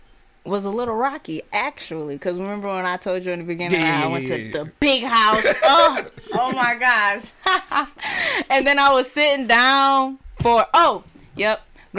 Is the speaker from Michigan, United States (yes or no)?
yes; Oak Park, Michigan, United States; also born or lived in Detroit; I'm from the West Side of Detroit. Well, not Detroit. I basically grew up in Oak Park.